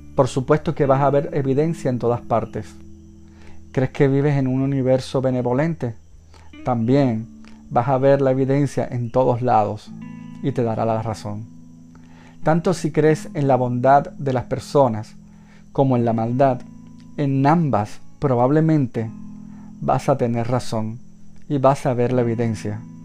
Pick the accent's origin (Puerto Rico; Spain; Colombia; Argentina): Puerto Rico; mi país, Puerto Rico